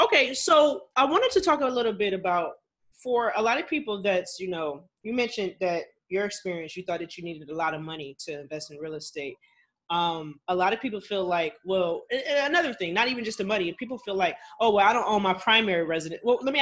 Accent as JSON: {"language": "English", "region": "Ohio", "country": "United States", "said": "So Dayton, Ohio, I'm from Ohio, obviously, but I went to Ohio University."}